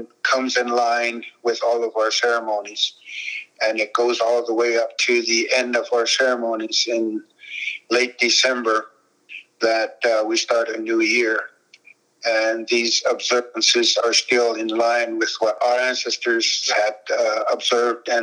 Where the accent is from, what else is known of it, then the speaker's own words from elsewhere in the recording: Zuni, New Mexico, United States; I'm from Zuni with the Zuni Cultural Resource Advisory Team